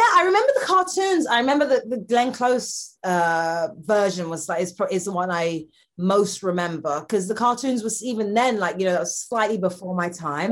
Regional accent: London, United Kingdom; I'm from London.

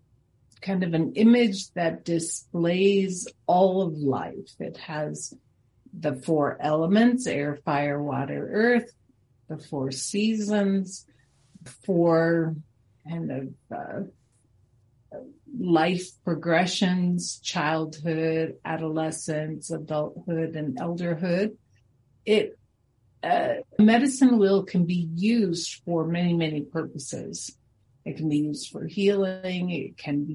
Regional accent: Springfield, Massachusetts, United States; now in Denver, United States; I was born in Springfield

